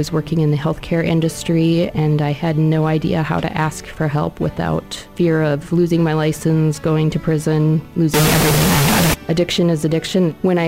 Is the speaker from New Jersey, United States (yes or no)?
no; Sioux Falls, South Dakota, United States; I am a nurse. I'm from Sioux Falls, and I was addicted to prescription medications